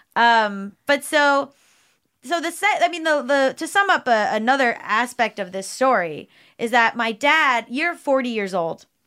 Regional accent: South Florida, United States; we grew up in South Florida

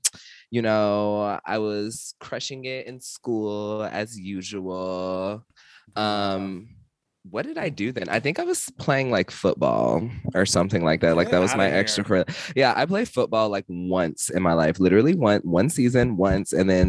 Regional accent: the South, United States; I'm from the South, so shit like this happens all the time.

